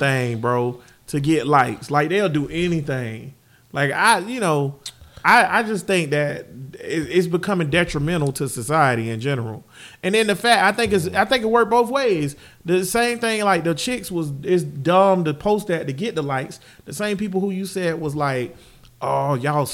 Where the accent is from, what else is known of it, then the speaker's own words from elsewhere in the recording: United States; I'm from Grand Paul